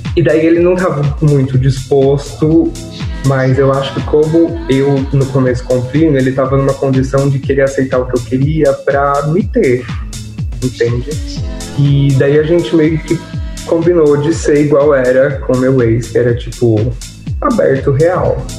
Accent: Piracicaba, São Paulo, Brazil; also born or lived in Rio Claro; eu sou de Piracicaba

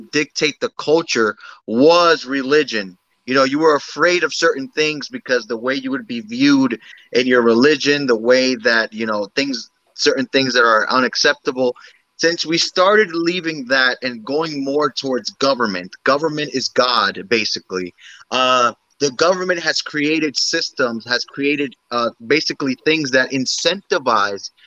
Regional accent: United States; I'm American. My parents are Dominican, but I'm very much in tune with my Dominican roots.

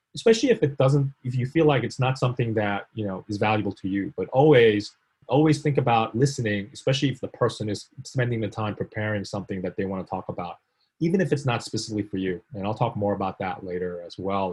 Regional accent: New York City, New York, United States; born or raised there; also born or lived in South Korea

